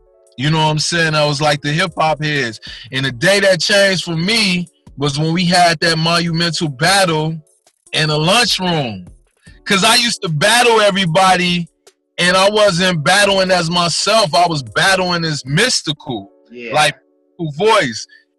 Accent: Inglewood, California, United States; I come from a very musical family, and where all music played. And like me growing up in Inglewood, I embodied the hood and culture.

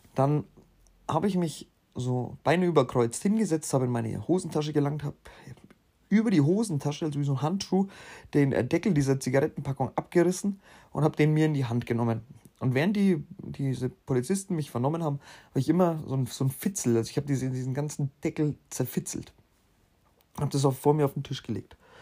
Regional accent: Bavaria, Germany; bei uns in Bayern

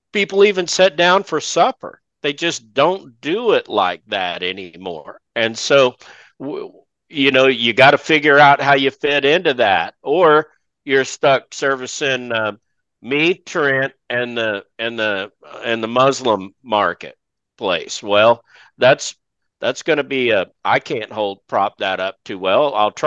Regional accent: Texas, United States; my home state of Texas

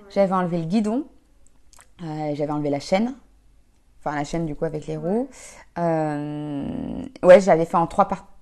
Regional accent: Haute-Savoie, Auvergne-Rhône-Alpes, France; je suis partie de Haute-Savoie

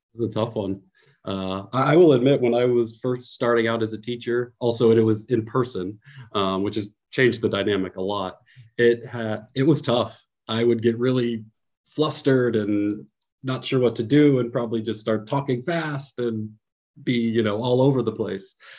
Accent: San Francisco Bay Area, California, United States; moved away as an adult; now in Poland; I'm from the San Francisco Bay Area, where I'm really from is like a very quiet, safe place

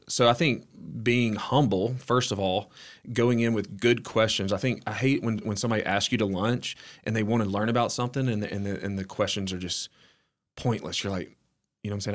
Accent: Oak Grove, Alabama, United States; I grew up in Oak Grove, which is, um, outside of Hueytown, Alabama, um, small town.

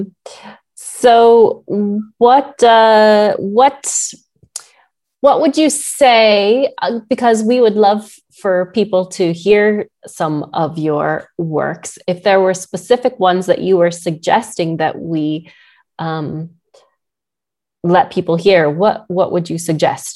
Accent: Maryland, United States; moved away; I'm from Maryland originally.

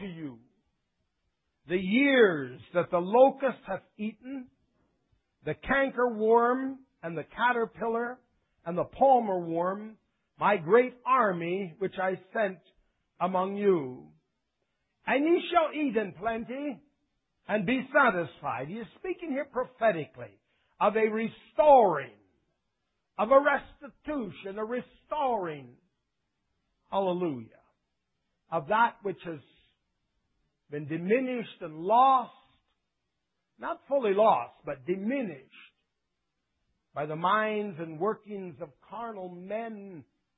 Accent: United States; now in Canada; I was born here in the good old USA

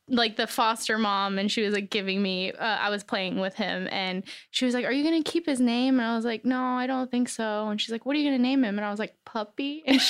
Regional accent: Cheyenne, Wyoming, United States; also born or lived in South Korea / North Dakota / Germany; now in Los Angeles, United States; I'm a military brat. My dad's in the Air Force. So I was born in Cheyenne, Wyoming, moved to Korea, I think a couple times, North Dakota, Germany, and then back to Wyoming.

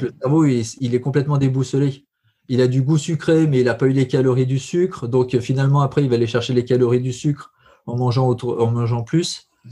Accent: Allier, Auvergne-Rhône-Alpes, France; je suis originaire de l'Allier

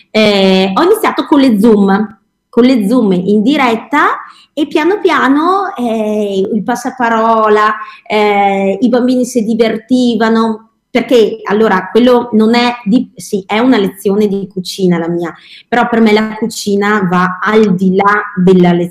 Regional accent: Verona, Veneto, Italy; allora io sono di Verona, ecco che così, e quindi avevo fatto qualcosina eh, dei video di ricette per bambini con la tv qua locale

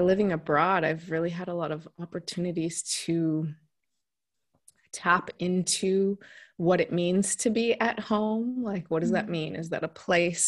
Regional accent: Washington, United States; moved away as an adult; also born or lived in South Korea; now in Italy; So I'm from the U.S. I'm from the West Coast, Washington State.

